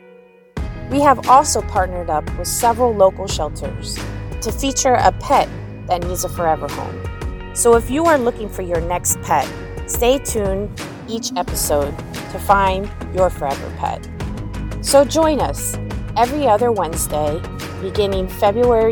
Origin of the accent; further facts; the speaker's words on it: Arlington, Virginia, United States; also born or lived in Washington, District of Columbia, United States; I am a DC native and I grew up in Arlington, Virginia